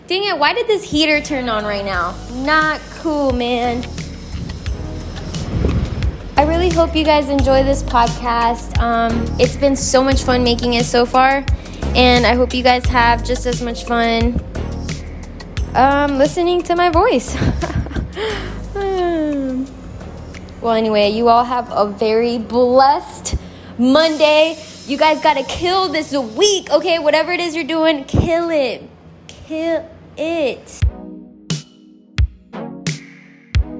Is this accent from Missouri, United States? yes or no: no; Las Vegas, Nevada, United States; Growing up in Las Vegas, I remember being a kid